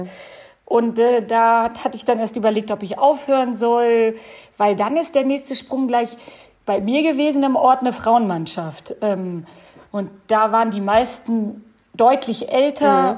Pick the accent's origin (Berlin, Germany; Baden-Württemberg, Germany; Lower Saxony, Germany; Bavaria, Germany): Lower Saxony, Germany; Bad Harzburg; Dass ich hier in beschaulichen Bad Harzburg wohne und auch geboren bin. Also ich bin äh, tatsächlich hier ähm, niedergelassen in meiner Heimat